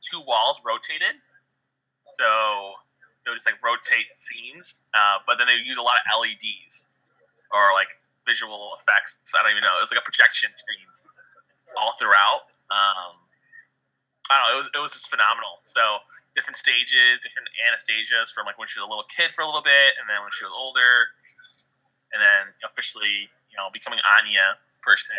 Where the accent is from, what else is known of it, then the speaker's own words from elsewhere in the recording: Chicago, Illinois, United States; Born and raised in Chicago